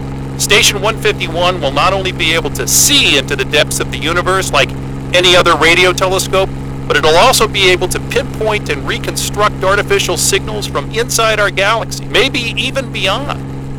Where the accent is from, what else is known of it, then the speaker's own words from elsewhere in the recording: New Mexico, United States; I grew up in New Mexico, not too far from a radio astronomy observatory called the Very Large Array.